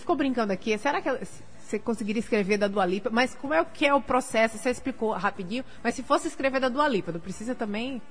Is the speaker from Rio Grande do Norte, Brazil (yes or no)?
yes; Natal, Rio Grande do Norte, Brazil; also born or lived in Portugal; Nascida e criada em Natal